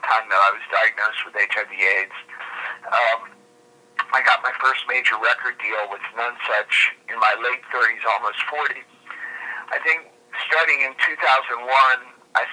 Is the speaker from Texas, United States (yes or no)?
no; Cincinnati, Ohio, United States; moved away; I'm from Cincinnati